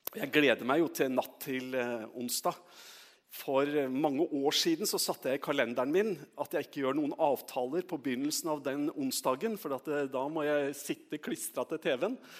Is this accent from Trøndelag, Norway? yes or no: yes; Trøndelag, Norway; moved away; jeg er trønder